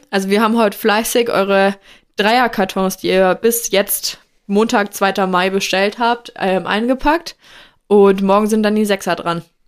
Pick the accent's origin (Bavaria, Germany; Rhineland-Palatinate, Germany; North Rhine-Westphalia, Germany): Bavaria, Germany; Franconia; moved away; also born or lived in Rheinhessen; bei uns in Franken